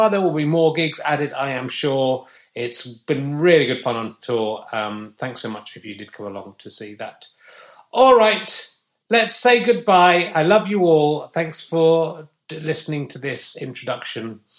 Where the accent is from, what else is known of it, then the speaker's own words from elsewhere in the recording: Yorkshire and the Humber, United Kingdom; we're all from the East Riding of Yorkshire.